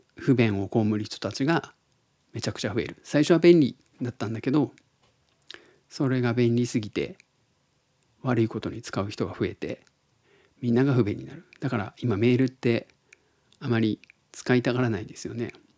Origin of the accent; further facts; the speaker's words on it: Tottori, Japan; 僕が鳥取生まれギターポップ育ちの刑事です